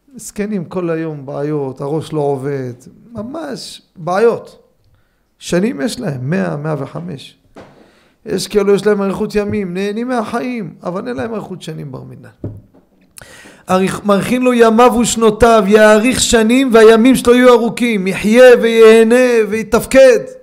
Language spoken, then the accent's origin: Hebrew; Jerusalem, Jerusalem District, Israel; אני מקטמונים.